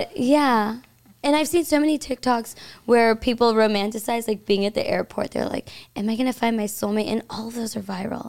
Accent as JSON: {"language": "English", "town": "San Antonio", "region": "Texas", "country": "United States", "said": "I am from San Antonio."}